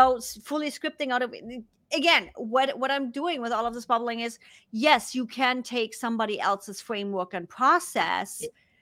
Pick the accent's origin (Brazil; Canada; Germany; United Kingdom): Germany; accent: German; English is a second language; now in United States; Because of my accent, because of being a German that lives in the US that's now speaking English, my accent was way stronger.